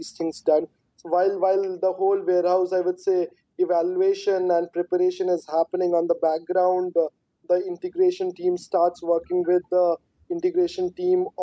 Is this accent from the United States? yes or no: no; India